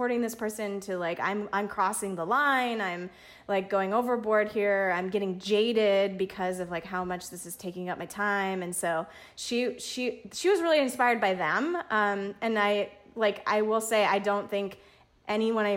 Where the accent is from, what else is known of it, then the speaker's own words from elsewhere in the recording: United States; as an American